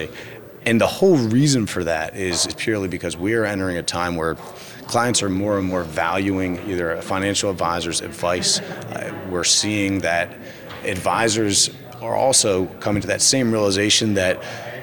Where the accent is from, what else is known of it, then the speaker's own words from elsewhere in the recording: Dover, Delaware, United States; moved away; also born or lived in Wilmington, Delaware / Europe; I'm from Delaware, born and raised in Dover, Delaware, small town